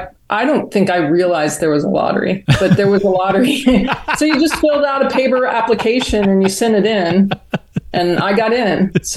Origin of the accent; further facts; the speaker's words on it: Georgia, United States; The heat was really bad, but I'm from Georgia, so it didn't bother me.